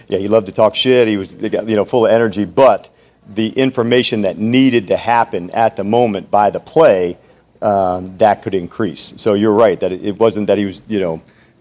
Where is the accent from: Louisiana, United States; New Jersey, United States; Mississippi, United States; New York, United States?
New Jersey, United States; I grew up in New Jersey. I talk fast